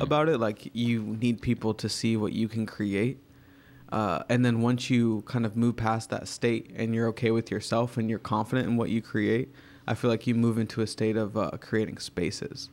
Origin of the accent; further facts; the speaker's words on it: Virginia, United States; now in New York, United States; I grew up in Virginia